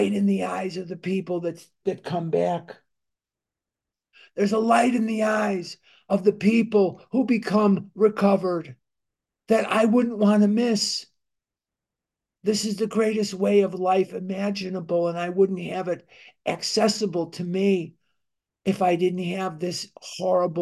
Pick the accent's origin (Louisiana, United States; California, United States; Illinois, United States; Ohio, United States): Illinois, United States; Chicago; I'm born and raised in Chicago, Illinois